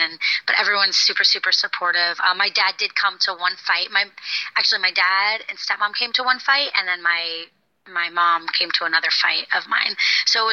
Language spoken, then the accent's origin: English; Florida, United States; moved away as an adult; also born or lived in London; I grew up in Florida, so I moved far away